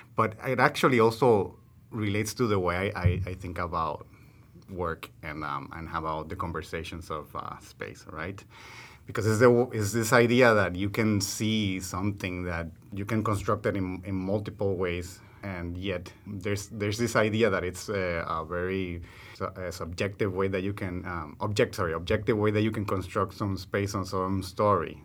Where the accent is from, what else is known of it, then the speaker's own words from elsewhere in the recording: Puerto Rico; moved away; also born or lived in Amazon; my Puerto Rican reality